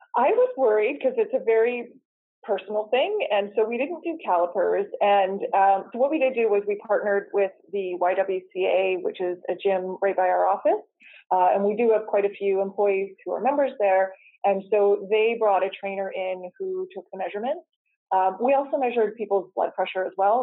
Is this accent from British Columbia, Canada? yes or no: yes; Coquitlam, British Columbia, Canada; I grew up in Coquitlam